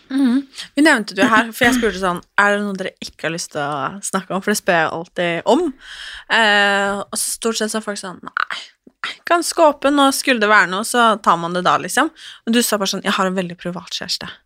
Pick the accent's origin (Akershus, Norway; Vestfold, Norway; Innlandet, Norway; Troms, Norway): Akershus, Norway; Nesodden; accent: Oslo dialect; now in Oslo, Norway; Jeg er fra Nesodden